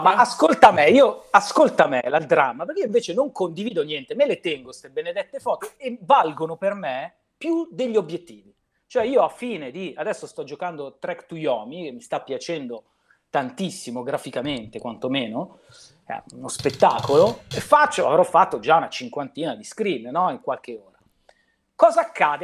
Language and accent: Italian; Milan, Lombardy, Italy; io sono di Affori